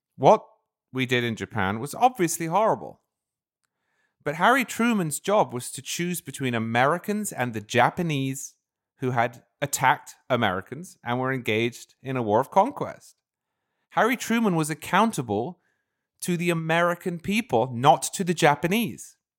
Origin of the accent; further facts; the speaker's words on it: United Kingdom; now in United States; I'm originally British